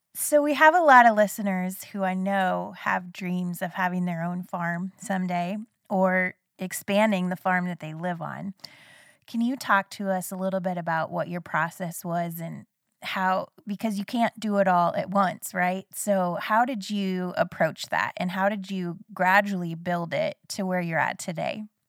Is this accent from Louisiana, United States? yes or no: no; Iowa, United States; I'm from Iowa